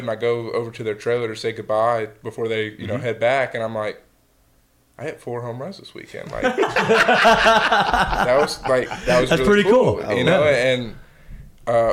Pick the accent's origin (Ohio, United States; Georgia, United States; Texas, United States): Georgia, United States; I was born in Georgia